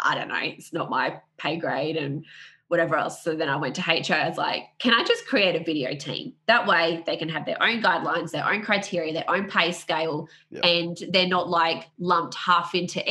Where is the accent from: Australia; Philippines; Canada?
Australia; I'm from Australia